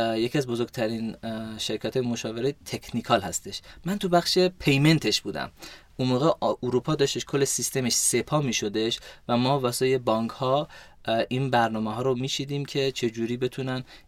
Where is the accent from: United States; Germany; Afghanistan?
Germany; Wiesbaden, Hesse; also born or lived in Golpayegan, Iran / Tehran, Iran; ما توی آلمان تو شهر ویسبادن بزرگ شدم مدرسه رفتم توی شهر ویسبادن